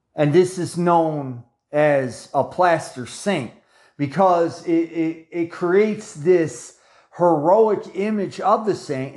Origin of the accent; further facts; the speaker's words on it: United States; me being an American